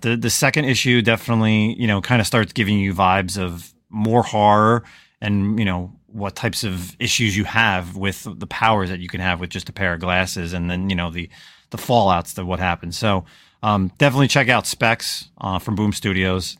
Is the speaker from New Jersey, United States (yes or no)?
yes; New Jersey, United States; I'm from New Jersey. I'm from the, like the '90s, you know, New Jersey, New York hardcore, scene